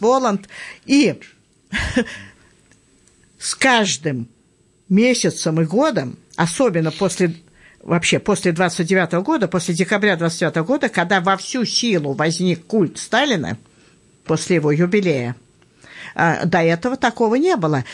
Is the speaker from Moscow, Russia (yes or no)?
yes; Moscow, Russia; я москвичка